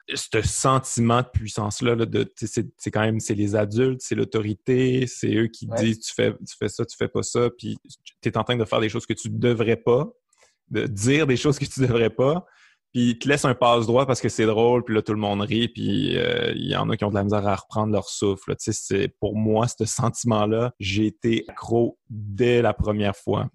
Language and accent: French; Quebec City, Quebec, Canada; accent: Québécois; moved away as an adult; also born or lived in Montreal; je venais de Québec